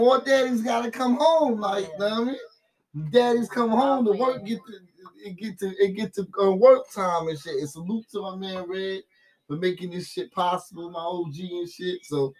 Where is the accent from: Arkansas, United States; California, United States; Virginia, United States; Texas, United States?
Virginia, United States; Norfolk; straight from the heart of Norfolk